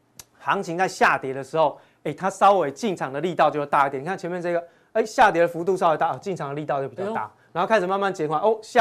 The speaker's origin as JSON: {"language": "Chinese", "country": "Taiwan", "said": "这也跟我们台湾人操作的习性很像哦"}